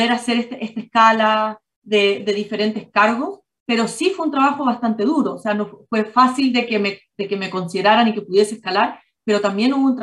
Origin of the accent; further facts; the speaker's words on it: Chile; also born or lived in Ireland / Singapore; yo soy chilena, pero viví mucho tiempo en Irlanda por el trabajo de mi papá, donde yo estudié allá y empecé mis primeros años de, de trabajo.